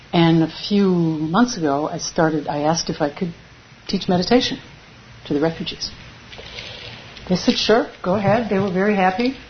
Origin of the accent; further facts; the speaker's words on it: United States; moved away; I am from America. I was an immigrant like them